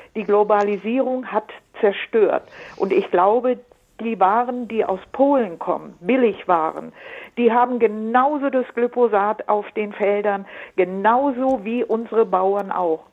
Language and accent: German; Allgäu, Bavaria, Germany; now in Munich, Germany; Ich komme aus dem Allgäu lange Zeit her.